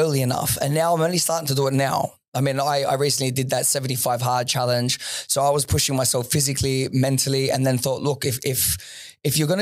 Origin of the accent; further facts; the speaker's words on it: Sydney, New South Wales, Australia; moved away as an adult; also born or lived in Dubai; Western Sydney